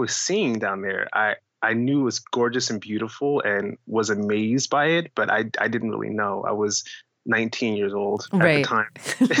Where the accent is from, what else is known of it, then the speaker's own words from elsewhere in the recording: Vallejo, California, United States; I was born in Vallejo, California